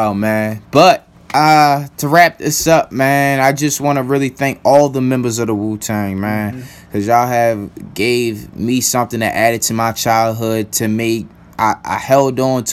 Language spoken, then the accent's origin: English; Baltimore County, Maryland, United States; I grew up in the county.